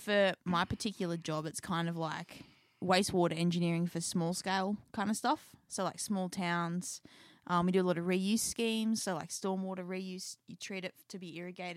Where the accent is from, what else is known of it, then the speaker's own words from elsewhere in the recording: Newcastle, New South Wales, Australia; We're actually from Newcastle, Australia.